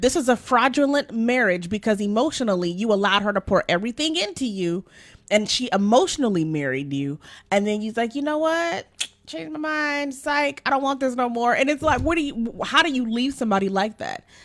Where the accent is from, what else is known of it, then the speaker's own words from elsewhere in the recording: Nigeria; I'm Nigerian